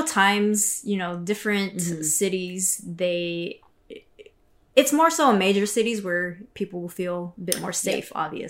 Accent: United States; me being Asian American woman as well.

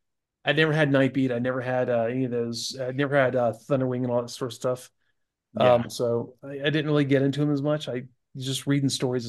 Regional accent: Pensacola, Florida, United States; Back when I worked, I grew up working in Albertsons in Pensacola.

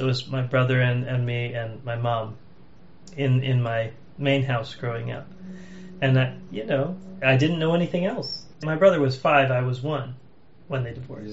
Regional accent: Arlington, Massachusetts, United States; I grew up in Arlington, Mass.

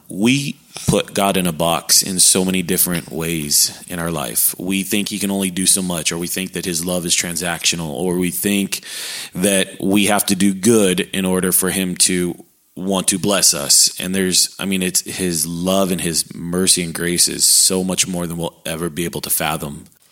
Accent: San Diego, California, United States; moved away as an adult; also born or lived in Alaska / Hawaii; now in Texas, United States; born just outside of San Diego, California. Uh, born and raised there.

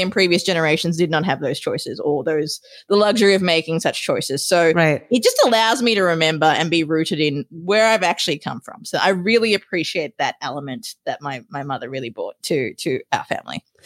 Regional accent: Australia; moved away as an adult; also born or lived in Sri Lanka; now in United States; raised and educated in Australia

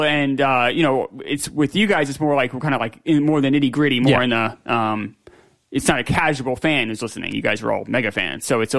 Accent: New York City, New York, United States; I'm from Queens.

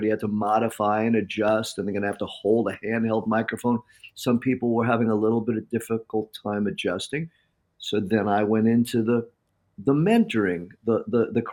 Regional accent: Farmingdale, New York, United States; now in San Diego, United States; But growing up on Long Island and doing the talk in Long Island, like miles from my high school, not many miles from the home that I grew up

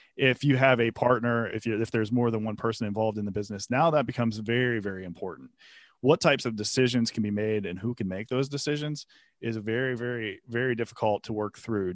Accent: Pennsylvania, United States; moved away as an adult; now in Atlanta, United States; I started in Pennsylvania. I worked for a law firm there in my hometown where I had grown up

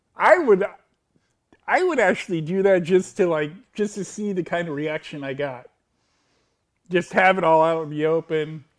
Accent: United States; I'm an American male.

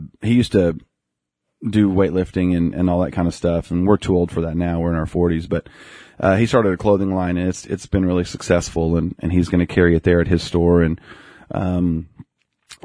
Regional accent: Sapulpa, Oklahoma, United States; also born or lived in Bartlesville, Oklahoma / Nowata, Oklahoma / Sand Springs, Oklahoma; about the time that I was going into kindergarten, we moved to Sepulpa

